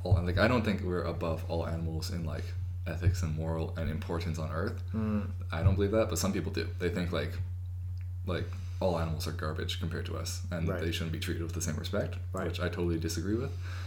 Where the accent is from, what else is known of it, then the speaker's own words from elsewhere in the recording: Canada; It's odd being Canadian. Because we're not really Canadian